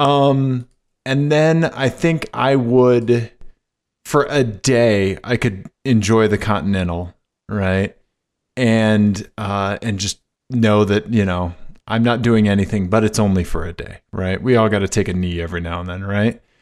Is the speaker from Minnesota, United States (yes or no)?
no; Missouri, United States; I'm from Missouri